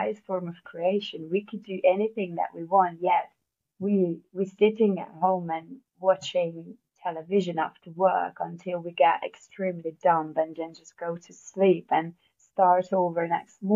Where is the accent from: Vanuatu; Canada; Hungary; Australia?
Hungary; English is a second language; moved away as an adult; now in United Kingdom; originally I'm from Hungary, so that's where the accent from, if you're wondering. And I've been living in the UK for 13 years now